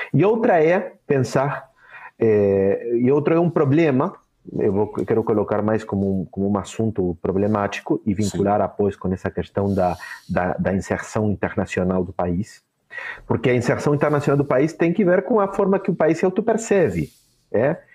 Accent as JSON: {"language": "Portuguese", "country": "Uruguay", "said": "eu tenho que me enorgulhar como uruguaio"}